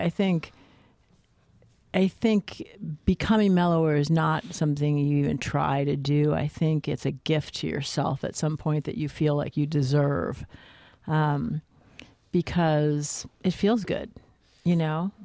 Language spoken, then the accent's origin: English; New Jersey, United States; I grew up in Jersey